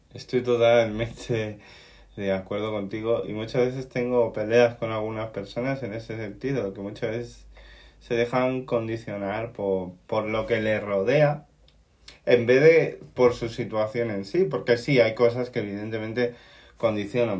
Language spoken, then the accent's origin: Spanish; Canary Islands, Spain; soy un canario raro